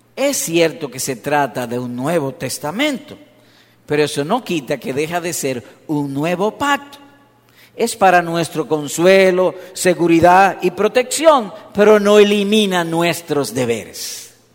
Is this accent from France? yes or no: no; Dominican Republic; yo soy dominicano